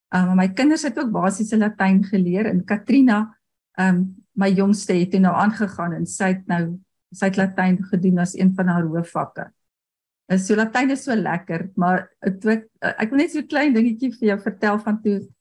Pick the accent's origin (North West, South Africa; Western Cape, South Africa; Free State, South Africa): North West, South Africa; Potchefstroom; first language Afrikaans; En ek het op Potchefstroom groot geword en daar het ons eintlik nooit Engels gepraat nie